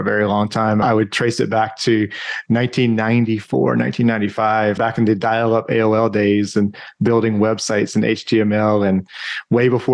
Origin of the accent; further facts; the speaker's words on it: the Carolinas, United States; also born or lived in New Hampshire; now in Austin, United States; I grew up in the Carolinas and lived in New Hampshire for quite some time